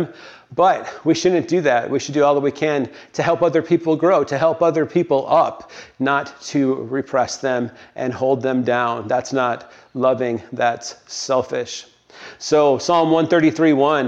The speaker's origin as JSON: {"language": "English", "region": "the North", "country": "United States", "also_born_or_lived": "Tennessee", "said": "I was a Yankee"}